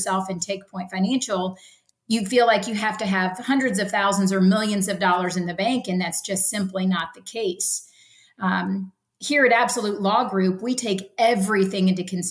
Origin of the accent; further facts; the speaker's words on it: Ocala, Florida, United States; I'm true Floridian, right? I was born and raised in Ocala, Florida